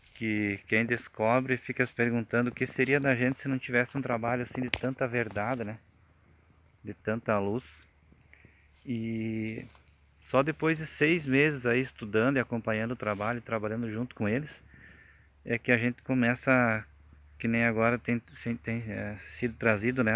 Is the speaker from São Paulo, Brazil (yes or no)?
no; Farroupilha, Rio Grande do Sul, Brazil; sou de Farroupilha, Rio Grande do Sul